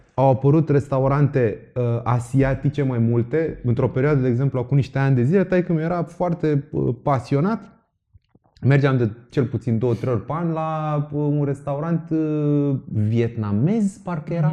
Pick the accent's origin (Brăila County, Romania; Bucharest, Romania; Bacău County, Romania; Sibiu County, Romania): Bucharest, Romania; eu cât am crescut în București